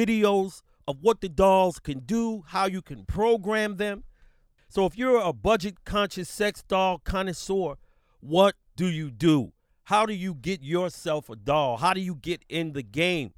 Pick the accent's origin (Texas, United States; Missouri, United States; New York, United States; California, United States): New York, United States; New York City; I'm from New York City, B.